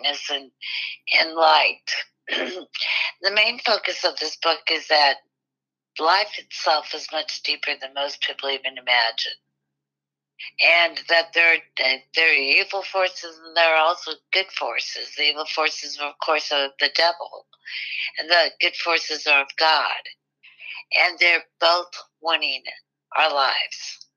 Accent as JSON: {"language": "English", "region": "Midwest", "country": "United States", "tie": "born or raised there", "said": "I was born in the Midwest on a farm"}